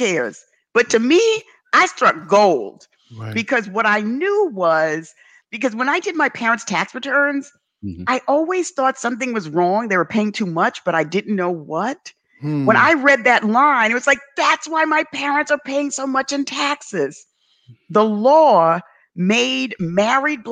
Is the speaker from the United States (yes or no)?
yes; New York City, New York, United States; Growing up in the South Bronx